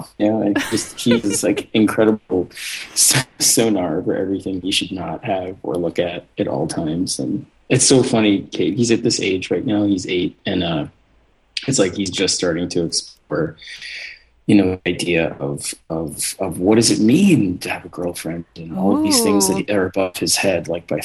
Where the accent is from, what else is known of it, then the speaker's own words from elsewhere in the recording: New York City, New York, United States; also born or lived in Eastern Long Island; growing up in New York